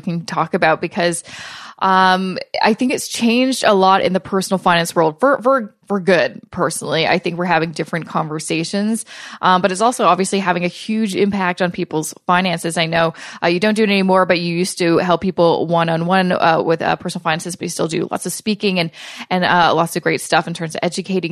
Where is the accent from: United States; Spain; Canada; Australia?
Canada; Vancouver, British Columbia; moved away as an adult; now in Toronto, Canada; we still live in Canada, but we are originally from Vancouver and live in Toronto